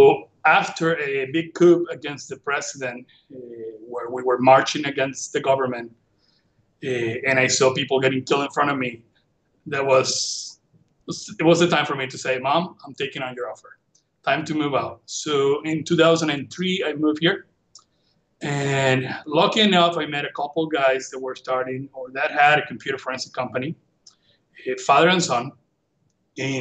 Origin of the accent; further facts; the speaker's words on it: Venezuela; English is a second language; moved away as an adult; now in Bradenton, United States; I went to school in Venezuela, the University Central of Venezuela, for engineering